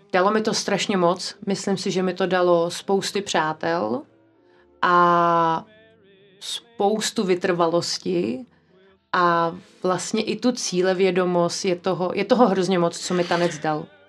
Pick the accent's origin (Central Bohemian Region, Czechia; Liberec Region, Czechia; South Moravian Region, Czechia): Central Bohemian Region, Czechia; a village near Prague; jsem vyrostla na vesnici kousíček od Prahy